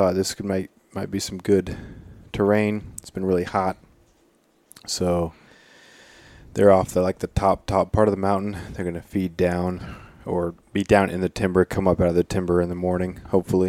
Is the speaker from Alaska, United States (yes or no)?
yes; Prince of Wales Island, Alaska, United States; I remember growing up on Prince of Wales